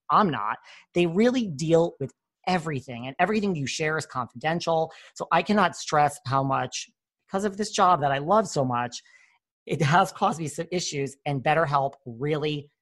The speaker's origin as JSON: {"language": "English", "region": "New York", "country": "United States", "said": "I'm from New York"}